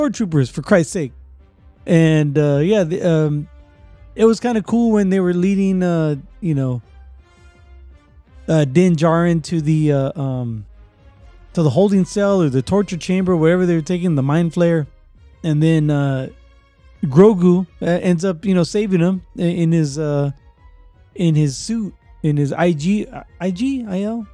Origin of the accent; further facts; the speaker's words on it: Northern California, United States; I come from Northern California